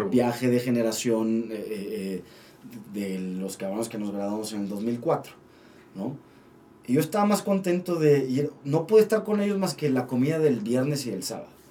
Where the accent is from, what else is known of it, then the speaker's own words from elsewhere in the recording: Torreón, Coahuila, Mexico; now in Mexico City, Mexico; a Torreón, a mi casa, yo soy de Torreón